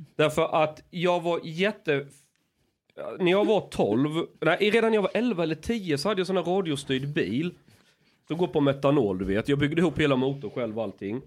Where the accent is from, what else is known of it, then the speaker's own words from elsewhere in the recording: Skåne, Sweden; när jag är skåning